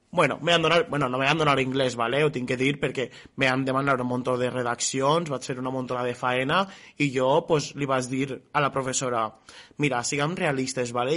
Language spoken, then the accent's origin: Catalan; Artana, Valencian Community, Spain; jo soc d'Artana